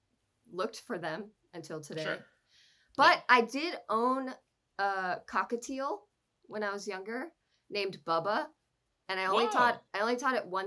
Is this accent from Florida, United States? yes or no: yes; South Florida, United States; moved away as an adult; now in Los Angeles, United States; I'm from South Florida